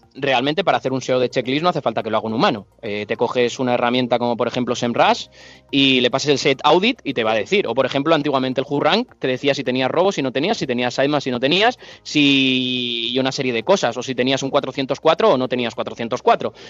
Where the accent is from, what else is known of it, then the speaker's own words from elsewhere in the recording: Alicante, Valencian Community, Spain; soy de Alicante